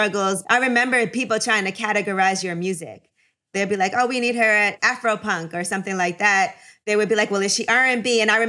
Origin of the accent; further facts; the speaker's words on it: New York City, New York, United States; I grew up, I'm from Brooklyn. And so I feel like being from Brooklyn, hip hop was so big for us, especially in Flatbush.